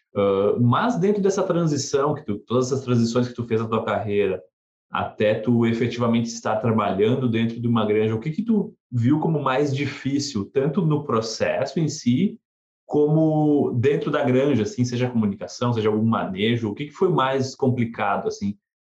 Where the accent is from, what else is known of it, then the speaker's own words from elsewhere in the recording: South Region, Brazil; moved away; eu sou do Sul, é, eu, eu vi neve na minha infância, acho que umas três vezes no Brasil